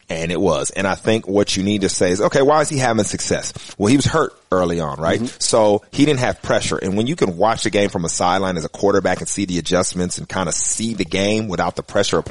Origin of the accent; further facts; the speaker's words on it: Texas, United States; I hate this because I am a Texan. You know that.